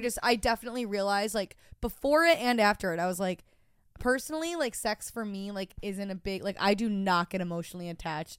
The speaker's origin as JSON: {"language": "English", "town": "Rochester", "region": "New York", "country": "United States", "tie": "born or raised there", "moved": "as an adult", "lives_now": "New York City, United States", "said": "my hometown was just so fucking classic. I'm from Rochester, New York"}